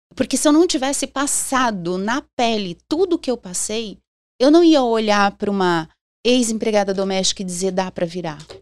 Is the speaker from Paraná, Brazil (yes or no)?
yes; Londrina, Paraná, Brazil; also born or lived in São Paulo; eu sou londrinense, pé vermelho.